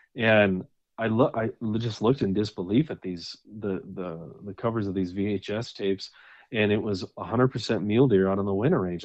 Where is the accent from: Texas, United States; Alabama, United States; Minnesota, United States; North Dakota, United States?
North Dakota, United States; moved away as an adult; now in Wyoming, United States; I was born and raised in North Dakota and, uh, lived there until I was thirty-three, until I, until we moved here to, uh, to Wyoming.